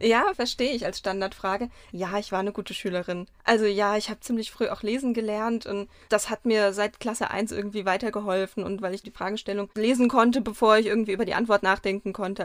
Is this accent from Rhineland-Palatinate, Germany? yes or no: yes; Mainz, Rhineland-Palatinate, Germany; Ich bin auch in Mainz aufgewachsen, in Weisenau